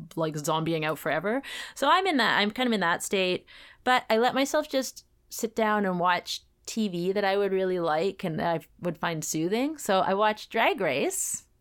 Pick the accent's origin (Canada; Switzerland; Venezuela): Canada; as a Canadian